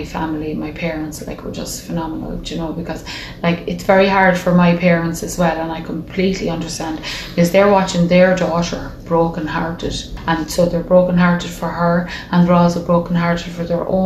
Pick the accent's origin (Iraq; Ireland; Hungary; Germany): Ireland; Dublin, Leinster; moved away; We're from Dublin originally